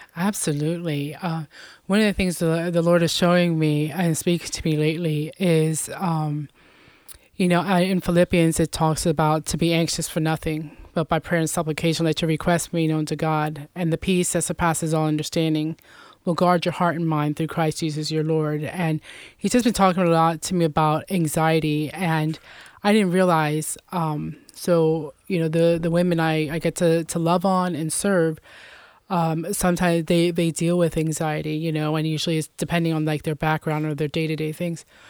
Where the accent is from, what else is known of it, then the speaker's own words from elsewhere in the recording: Lebanon, United States; also born or lived in Puerto Rico; I was born there, and I was adopted at the age, it was, like, between ten and fifteen days old, and was raised here in Lebanon all my life.